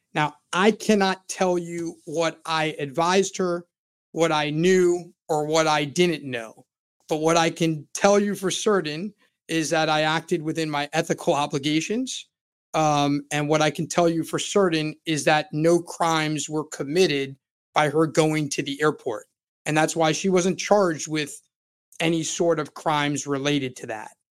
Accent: Florida, United States; I'm born and raised in Florida and have lived more than three-fourths of my life in the state of Florida

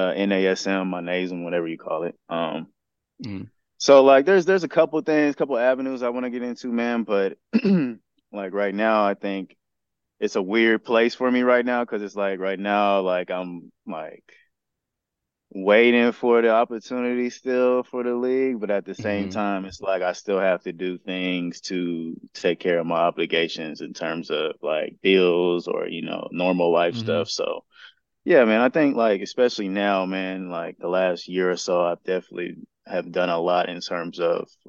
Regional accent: San Bernardino, California, United States; in my hometown

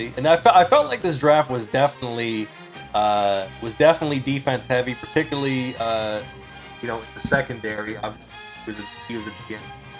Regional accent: St. Louis, Missouri, United States; I'm from the Lou and I'm proud.

